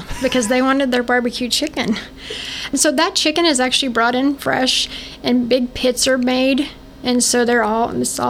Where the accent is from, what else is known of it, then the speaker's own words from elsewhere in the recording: Fort Scott, Kansas, United States; now in Vernon County, United States; I grew up in Fort Scott, in Northeast Scott, 4-H Club.